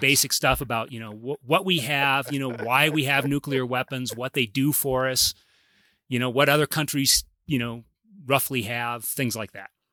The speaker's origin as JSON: {"language": "English", "town": "Claremont", "region": "California", "country": "United States", "tie": "born or raised there", "said": "I grew up in Claremont, so this is hometown, Southern California."}